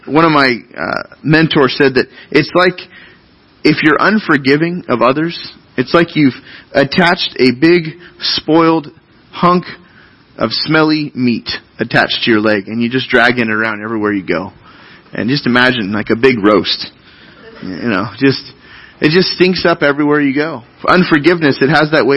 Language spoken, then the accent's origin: English; United States